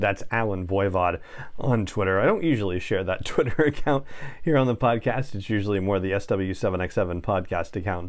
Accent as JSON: {"language": "English", "town": "Los Angeles", "region": "California", "country": "United States", "tie": "born or raised there", "moved": "yes", "said": "I grew up in Los Angeles and spent the first decades of my life there"}